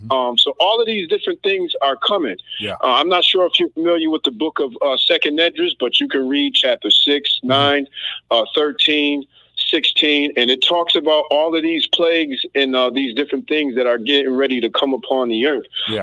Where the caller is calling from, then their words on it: Massachusetts, United States; I'm calling from Massachusetts.